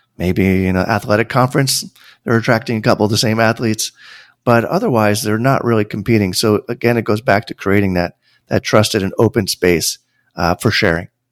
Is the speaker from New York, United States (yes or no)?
yes; Tarrytown, New York, United States; I grew up an hour north of New York City. for those who live in the New York area, that means, like, Westchester. I was born in Tarrytown